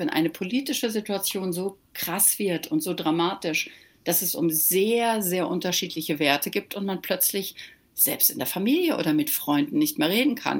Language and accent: German; Germany; moved away as an adult; now in Malibu, United States; als Deutscher